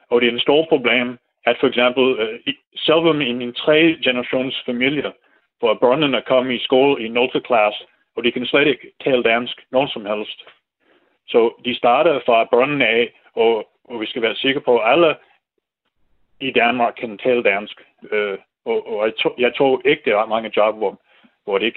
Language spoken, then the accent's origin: Danish; United States; Danish is a second language; moved away as an adult; now in Denmark; jeg er amerikaner. Men det, jeg, jeg er meget god til dansk, synes jeg selv, sproglig, men øh, skriftlig er det sådan lidt mere svært